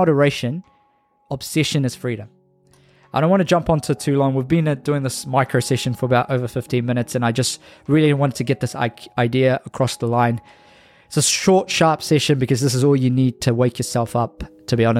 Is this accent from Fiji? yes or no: yes; Fiji; moved away; Hopefully I'll be in Fiji, going to my hometown very soon